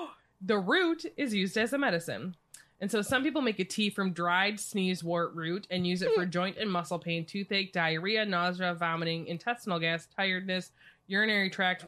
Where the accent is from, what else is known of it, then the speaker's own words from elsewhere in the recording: United States; I'm American.